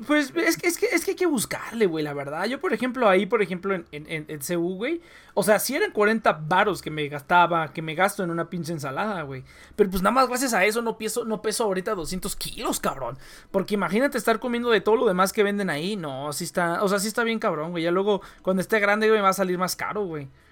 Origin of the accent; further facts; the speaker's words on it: Michoacán, Mexico; now in Tijuana, Mexico; Yo soy de Michoacán, que es culinariamente superior